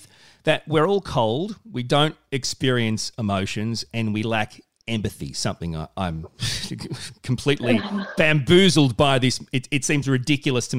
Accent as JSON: {"language": "English", "country": "Australia", "said": "I'm a man, I'm an Aussie bloke."}